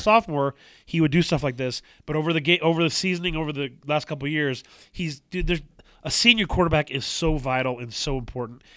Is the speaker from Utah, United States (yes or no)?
yes; Utah, United States; I grew up in Utah